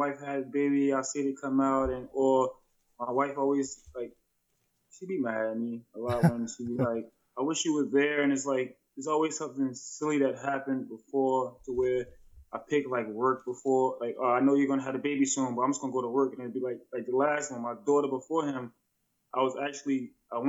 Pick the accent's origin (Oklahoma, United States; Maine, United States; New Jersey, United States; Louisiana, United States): New Jersey, United States; moved away as an adult; now in New Hampshire, United States; I'm not originally from New Hampshire, I'm from New Jersey